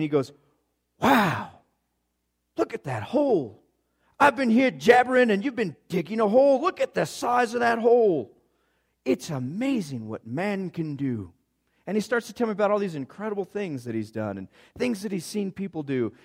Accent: Gunnison, Colorado, United States; I come from Gunnison, Colorado, and it's a whole bunch of rocks with some dirt in between

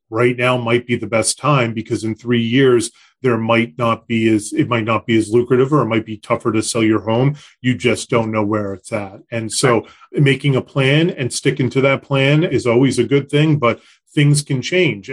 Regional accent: Concord, Massachusetts, United States; I grew up in Concord

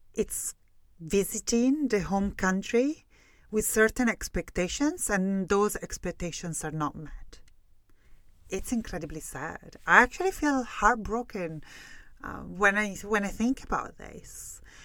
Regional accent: Italy; English is a second language; moved away as an adult; now in Scotland, United Kingdom; I left Italy. For real. You know, when I spend the majority of my time in Italy, I was like younger than twenty-two year old

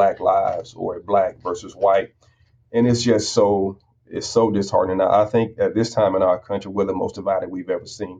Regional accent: United States; As an American, as a proud American

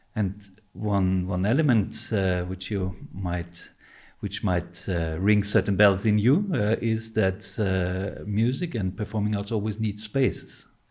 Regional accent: Vienna, Austria; when I grew up here in Vienna

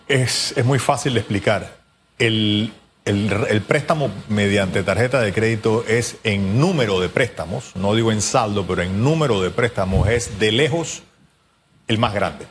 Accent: Panama; como panameños

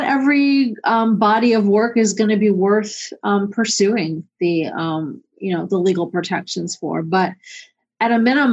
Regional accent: Cleveland, Ohio, United States; my hometown of Cleveland

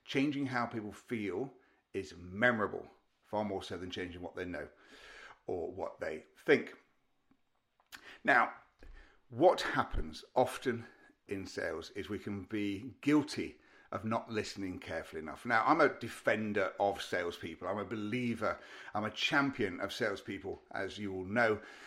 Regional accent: Derby, East Midlands, United Kingdom; moved away; I was back up in Derby, in my hometown

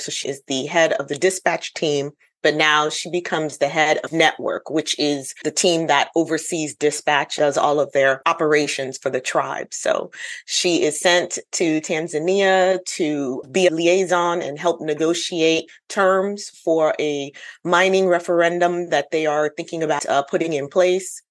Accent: United States; now in South Carolina, United States; I am Ghanaian American.

